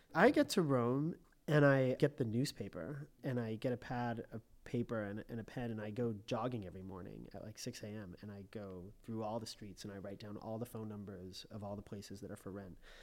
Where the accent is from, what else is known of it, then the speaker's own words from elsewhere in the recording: Colorado, United States; moved away as an adult; also born or lived in Connecticut / Washington, D.C. / Los Angeles; now in Rome, Italy; I was born in Connecticut, and I grew up mostly in Colorado